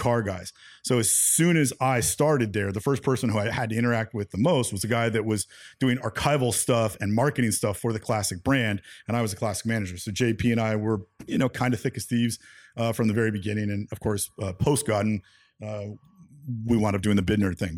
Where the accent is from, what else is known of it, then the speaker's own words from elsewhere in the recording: San Francisco, California, United States; growing up in San Francisco